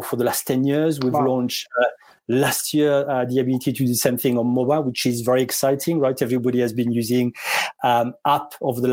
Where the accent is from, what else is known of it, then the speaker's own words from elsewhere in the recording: south of France, France; moved away as an adult; also born or lived in London; now in Surrey, United Kingdom; Born and bred in France